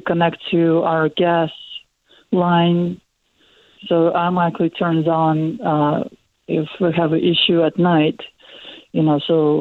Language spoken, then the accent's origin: English; Russia; moved away as an adult; now in United States; I came from Russia